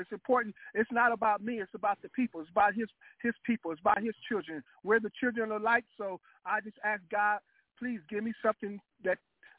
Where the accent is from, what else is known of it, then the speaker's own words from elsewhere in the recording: Los Angeles, California, United States; I'm from Los Angeles, California. I was born and raised in South Central LA.